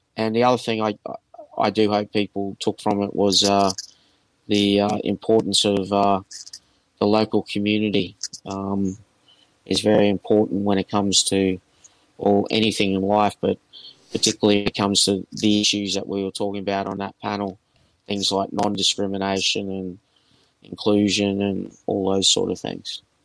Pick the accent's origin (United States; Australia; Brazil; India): Australia; I'm from Australia